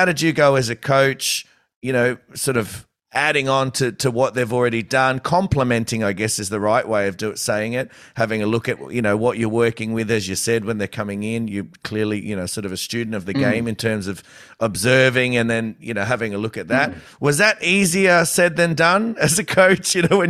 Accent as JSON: {"language": "English", "country": "Australia", "said": "as an Aussie"}